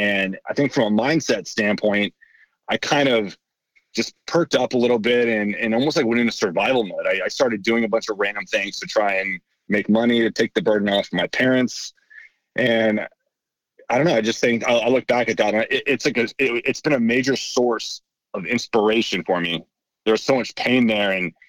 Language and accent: English; Kansas City, Missouri, United States; also born or lived in San Francisco / Nashville / Chicago; I was born in San Francisco. I moved around quite a bit as a kid, spent some time in Nashville, Chicago, ultimately spent most of my time in Kansas City. So that's really where I consider myself from.